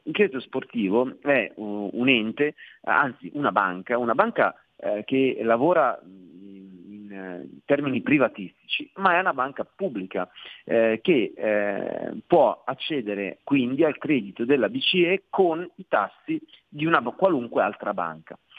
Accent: Milan, Lombardy, Italy; essendo entrambi io e te milanesi

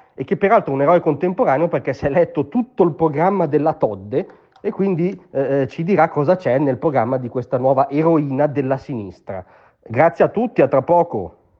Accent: Como, Lombardy, Italy; io vengo da Como

